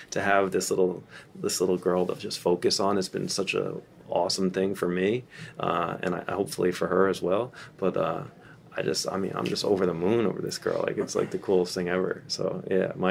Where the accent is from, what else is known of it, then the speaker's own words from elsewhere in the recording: New Jersey, United States; moved away; we're from Jersey